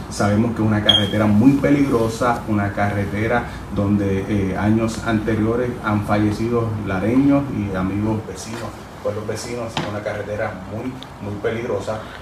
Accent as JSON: {"language": "Spanish", "town": "Lares", "country": "Puerto Rico", "said": "el que me vio crecer y sabe lo que doy, sabe que no le voy a fallar a mi pueblo"}